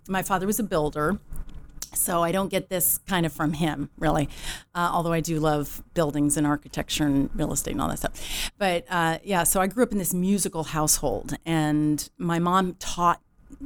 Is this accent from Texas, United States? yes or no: no; outside of Chicago, Illinois, United States; accent: neutral accent, hard A sounds; moved away; I grew up outside of Chicago, where all the amazing people come from.